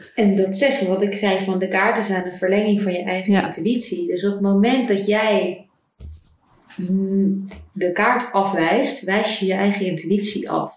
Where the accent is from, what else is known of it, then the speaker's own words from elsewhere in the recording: Netherlands; moved away as an adult; also born or lived in Ecuador; ik terug zou gaan naar Nederland